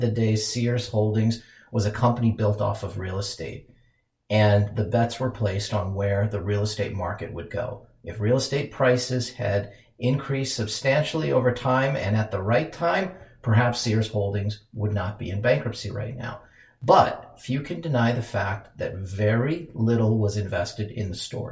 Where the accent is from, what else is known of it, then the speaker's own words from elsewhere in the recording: Minneapolis, Minnesota, United States; my hometown of Minneapolis